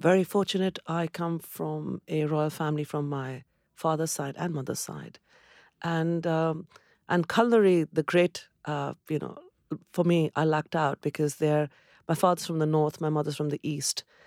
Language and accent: English; Kolkata, West Bengal, India; moved away as an adult; also born or lived in Cambridge, United Kingdom; now in United Kingdom; I come from Calcutta, where there is just abundance of greenery.